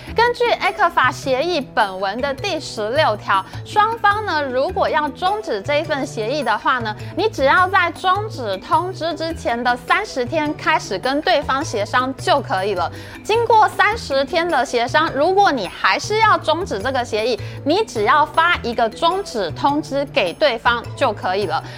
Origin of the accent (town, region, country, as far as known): Taiwan